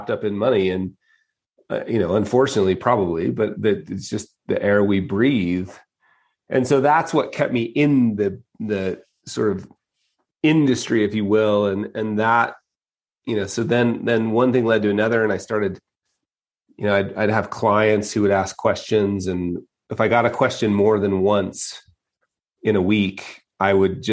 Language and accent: English; Utah, United States; moved away; also born or lived in Las Vegas; born and raised in Utah